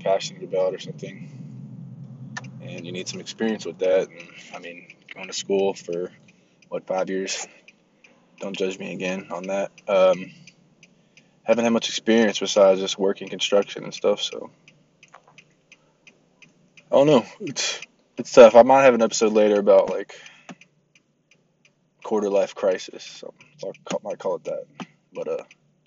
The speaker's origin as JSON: {"language": "English", "region": "Kentucky", "country": "United States", "said": "I'm from Kentucky"}